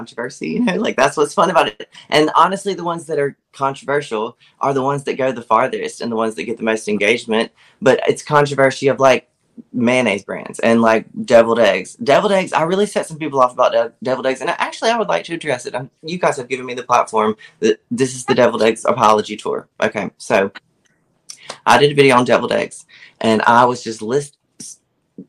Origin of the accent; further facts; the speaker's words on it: Laurel, Mississippi, United States; that's where I am, in South Mississippi